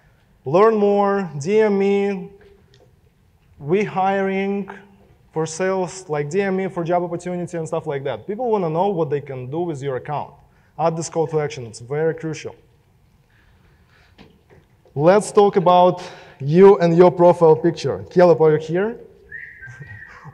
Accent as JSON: {"language": "English", "country": "Russia", "accent": "Russian", "second_language": "English", "moved": "yes", "said": "my Russian accent"}